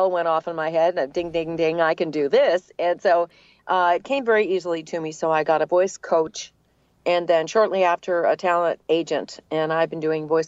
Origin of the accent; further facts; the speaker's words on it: New England, United States; accent: New England; now in Atlanta, United States; So, it was very fortunate that I that I lost my New England accent, and then uh, I've been in Atlanta for a very long time.